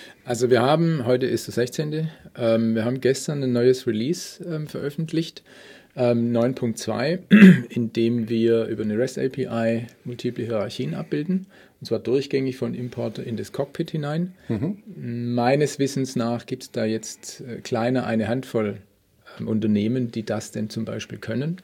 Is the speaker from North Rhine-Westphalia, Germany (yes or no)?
no; Stuttgart, Baden-Württemberg, Germany; now in Munich, Germany; gebürtig aus Stuttgart